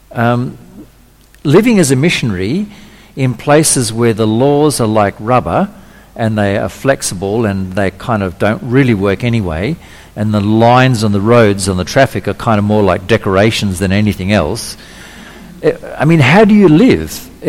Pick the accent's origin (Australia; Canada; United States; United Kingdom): Australia; also born or lived in Indonesia; Okay, where I'm Australian, well, fifth generation Australian, but I've actually got a Dutch birth certificate, but I was born in Indonesia.